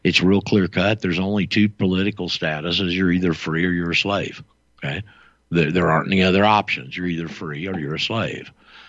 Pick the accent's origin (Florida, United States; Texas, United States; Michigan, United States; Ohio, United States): Florida, United States; Panama City; I'm a native-born Floridian. My parents were both native-born Floridians, and we're from just a bit west of you over there, Bay County and Panama City.